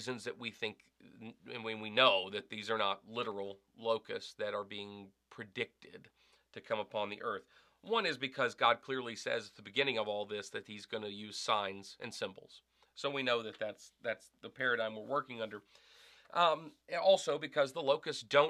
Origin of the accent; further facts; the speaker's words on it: the South, United States; moved away as an adult; also born or lived in Arkansas; now in Wisconsin, United States; I grew up in the South